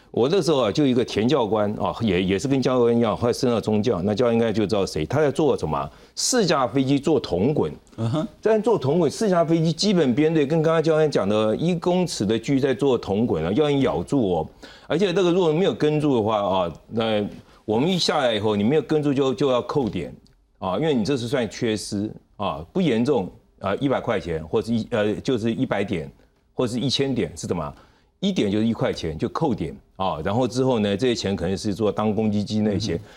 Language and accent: Chinese; Gangshan, southern Taiwan, Taiwan; 像我以前小时候在 南部